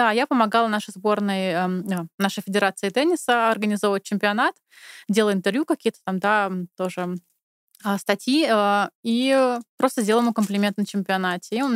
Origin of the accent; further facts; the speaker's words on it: Moscow, Russia; moved away as an adult; now in Germany; я …, мне 35 лет, я приехала из Москвы где-то три с половиной года назад.